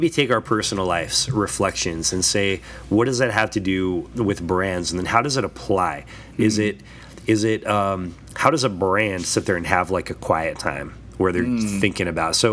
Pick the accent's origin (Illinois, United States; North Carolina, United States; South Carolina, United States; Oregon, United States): Oregon, United States; I'm from Oregon, where Tillamook, it's a cheese factory